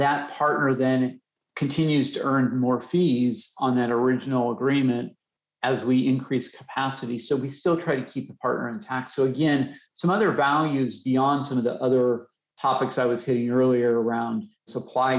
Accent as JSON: {"language": "English", "region": "Colorado", "country": "United States", "tie": "born or raised there", "said": "I grew up in Colorado."}